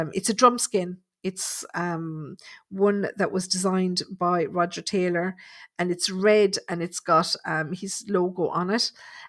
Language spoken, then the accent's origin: English; Dublin, Leinster, Ireland; I'm from Dublin. I used to watch Colin Fry every week on TV.